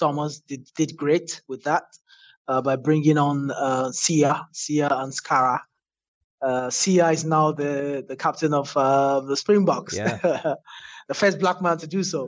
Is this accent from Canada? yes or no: no; Nigeria; as a Nigerian